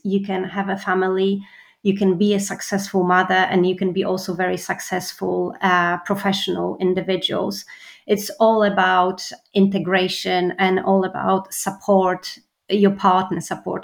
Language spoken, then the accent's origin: English; Poland; moved away; I'm from Poland